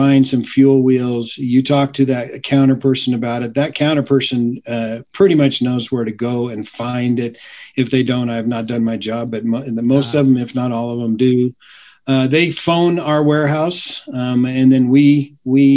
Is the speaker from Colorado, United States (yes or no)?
yes; Grand Junction, Colorado, United States; also born or lived in Arizona / Denver, Colorado; I grew up in Grand Junction